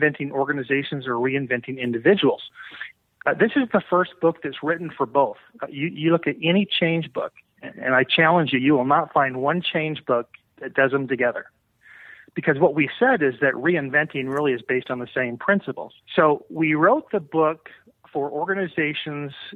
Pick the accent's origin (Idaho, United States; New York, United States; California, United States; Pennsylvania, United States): California, United States; Oakland; I'm from Oakland.